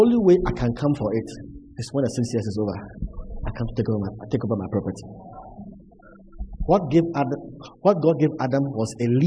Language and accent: English; Cape Coast, Central Region, Ghana; The church I grew up in Cape Coast